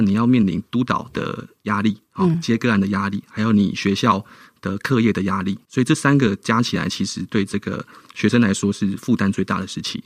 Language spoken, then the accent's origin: Chinese; Tainan, Taiwan; 那我就决定了回到台南，好，回到我的故乡